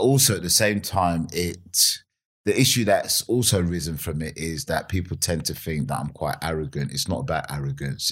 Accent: Nigeria; also born or lived in Vauxhall, London / Streatham, London; now in United Kingdom; I grew up in Nigeria, um, and I grew up in a place called uh, well, it was called Bendel State at the time

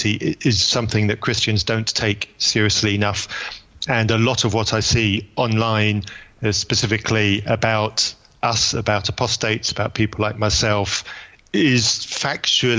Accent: United Kingdom; the perfect Brit.

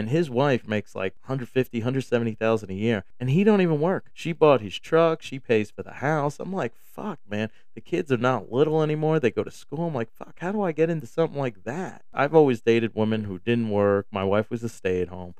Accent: New York, United States; moved away; also born or lived in Texas; I came from New York

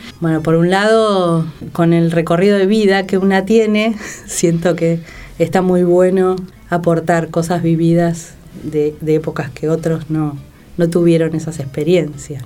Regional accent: Buenos Aires, Argentina; moved away as an adult; now in San Martín, Argentina; Soy una porteña tremenda. asquerosamente porteña.

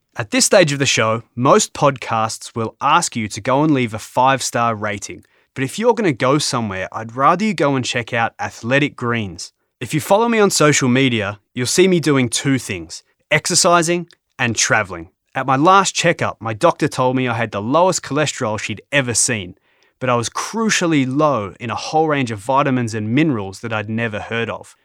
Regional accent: Australia; I'm an Australian

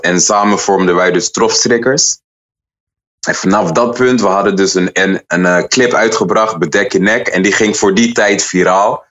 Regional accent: Utrecht, Netherlands; ik kom uit Utrecht en ik ben altijd trots op Utrecht

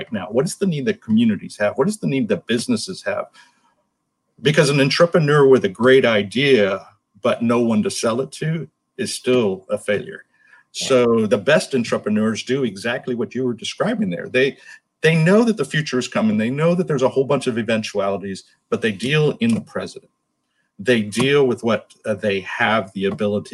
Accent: Miami, Florida, United States; moved away as an adult; now in North Florida, United States; I grew up in Miami and now live in North Florida

